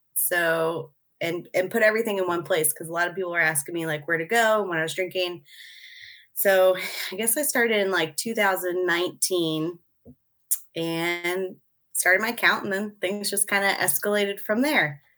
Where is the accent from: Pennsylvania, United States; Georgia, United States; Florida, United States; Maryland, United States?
Pennsylvania, United States; Mechanicsburg; I grew up in Mechanicsburg